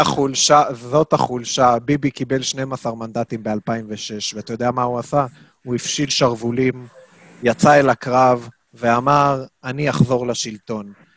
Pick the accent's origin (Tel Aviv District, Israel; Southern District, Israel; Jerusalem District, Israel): Jerusalem District, Israel; Jerusalem; בתור ירושלמי אני אומר לך